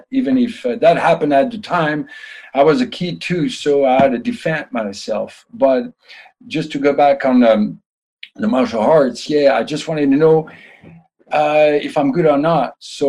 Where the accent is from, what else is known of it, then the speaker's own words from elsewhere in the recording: Canada; English is a second language; because I'm also a Canadian, and I was like 8 years old